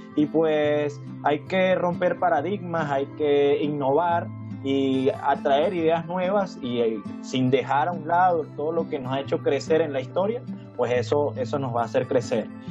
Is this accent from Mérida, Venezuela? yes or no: yes; Mérida, Venezuela; de Venezuela, de Mérida específicamente, de los Andes venezolanos